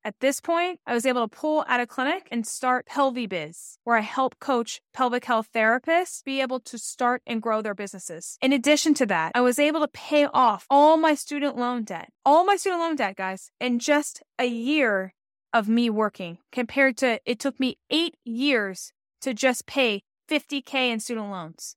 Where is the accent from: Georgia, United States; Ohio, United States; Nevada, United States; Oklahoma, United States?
Georgia, United States; Atlanta; moved away as an adult; also born or lived in Rochester, New York; I'm from Atlanta, Georgia, where the sun shines, hot Atlanta, what they call it.